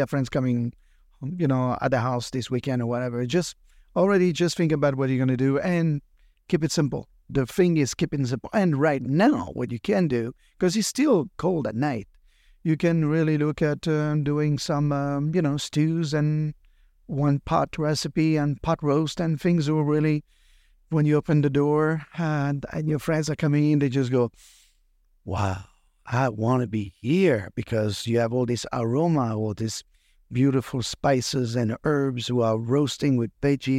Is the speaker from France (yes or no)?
yes; France; now in California, United States; I'm from California and originally, of course, from France